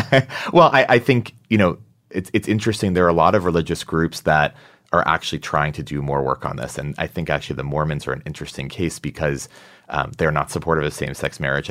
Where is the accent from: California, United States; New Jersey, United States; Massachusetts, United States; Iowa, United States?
Massachusetts, United States; now in New York, United States; I'm from Massachusetts